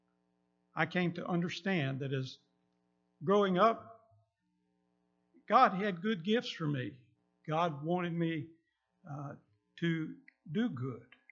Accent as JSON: {"language": "English", "town": "Lake Charles", "region": "Louisiana", "country": "United States", "tie": "born or raised there", "said": "I grew up in Lake Charles"}